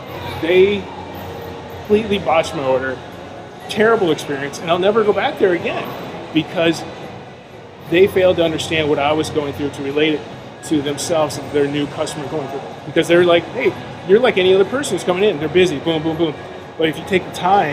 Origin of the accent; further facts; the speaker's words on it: Illinois, United States; moved away as an adult; also born or lived in California; I'm from Illinois